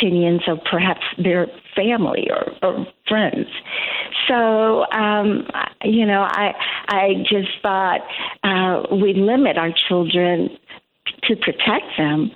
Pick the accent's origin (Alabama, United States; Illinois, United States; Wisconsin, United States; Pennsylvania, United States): Illinois, United States; Chicago; I live in the southern suburbs and born and bred in Chicago. Chicago's home